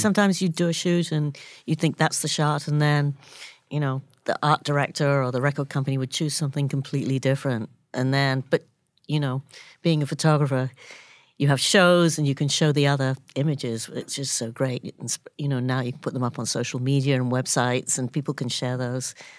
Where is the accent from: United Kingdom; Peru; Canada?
United Kingdom; London; moved away as an adult; now in United States; I grew up in London and I came out of art school